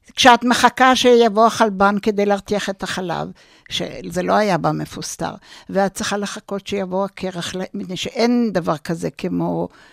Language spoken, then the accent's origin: Hebrew; Jerusalem, Jerusalem District, Israel; also born or lived in Tel Aviv; אני נולדתי בירושלים